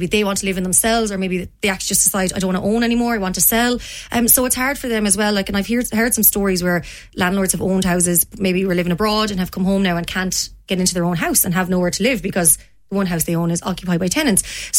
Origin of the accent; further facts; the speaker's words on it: Ardrahan, Connacht, Ireland; also born or lived in Dublin; We came originally from Dublin to Spittal and then on to Ardrahan, which is in South Galway. And I moved into that house in Ardrahan when I was 10, and I left at 17 to come to the University of Limerick.